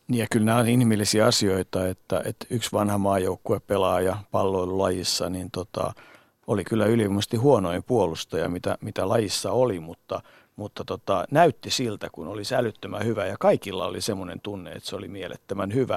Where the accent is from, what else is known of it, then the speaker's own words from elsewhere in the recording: Finland; Mä sanoin, että Suomesta.